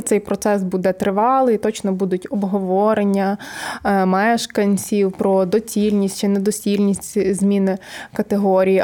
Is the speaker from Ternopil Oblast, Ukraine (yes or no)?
yes; Chortkiv, Ternopil Oblast, Ukraine; я з Тернопільської області, всі кажуть, а звідки ти? Я кажу, з Чорткова